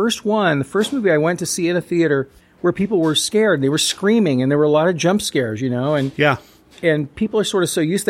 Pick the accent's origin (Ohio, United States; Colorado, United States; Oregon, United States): Oregon, United States; I grew up in Oregon.